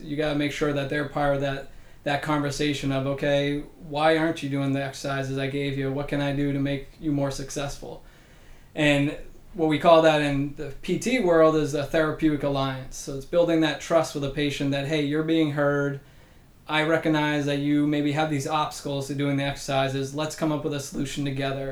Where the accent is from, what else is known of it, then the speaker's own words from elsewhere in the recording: Massachusetts, United States; moved away; I'm a originally from Massachusetts, born and raised there